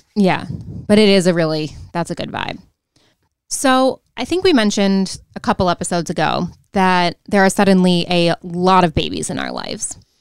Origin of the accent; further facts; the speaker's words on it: Rochester, New York, United States; accent: Rochester; my Rochester accent